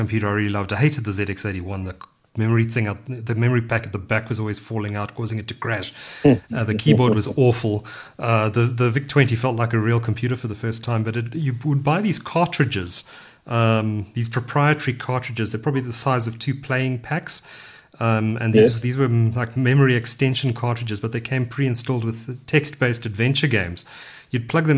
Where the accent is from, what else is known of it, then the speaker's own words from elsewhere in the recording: Durban, KwaZulu-Natal, South Africa; I grew up in Durban